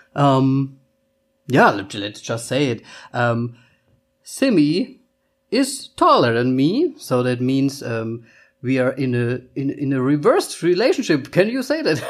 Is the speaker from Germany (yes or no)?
yes; Germany; first language German; English is a second language; also born or lived in Vienna, Austria; I'm from Austria, or I was born in Austria, but I lived almost my whole life in Germany. So uh, Austria or not Austria, still German is my mother tongue.